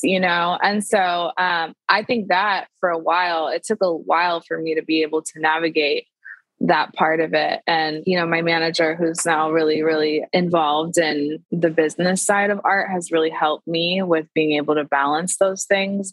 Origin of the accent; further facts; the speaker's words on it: Tacoma, Washington, United States; now in Seattle, United States; I am from Tacoma, Washington, which is like 45 minutes south of Seattle.